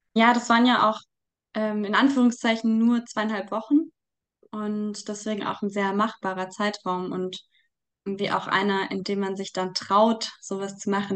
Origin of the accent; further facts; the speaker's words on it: Munich, Bavaria, Germany; ich komme aus Großhadern, aus dem Stadtteil, in dem Solidarität mit Waisen gegründet wurde